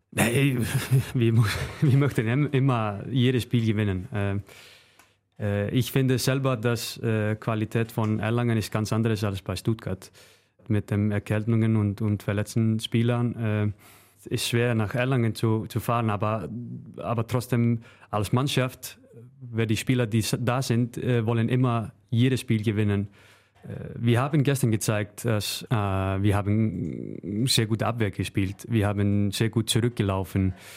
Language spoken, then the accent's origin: German; Northeastern Region, Iceland; German is a second language; moved away as an adult; now in Germany; zu meiner Heimat, äh, Nordisland